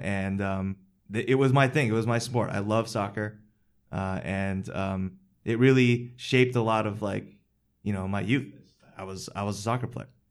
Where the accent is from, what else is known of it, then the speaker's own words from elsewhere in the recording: Westchester, New York, United States; I grew up in Westchester, which is a suburb of New York City